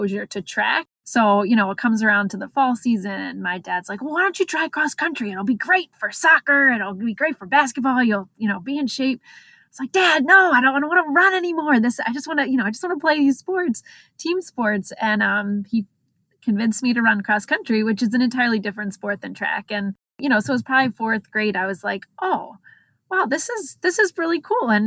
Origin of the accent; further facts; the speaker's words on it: Exton, Pennsylvania, United States; also born or lived in Baltimore, Maryland; now in Ohio, United States; I grew up in the suburbs of Philadelphia. Exton, PA, a small town